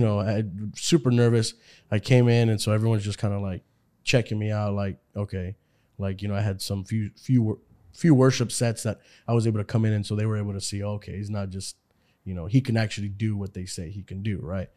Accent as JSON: {"language": "English", "town": "Houston", "region": "Texas", "country": "United States", "moved": "as an adult", "lives_now": "California, United States", "said": "I am from Houston, Texas"}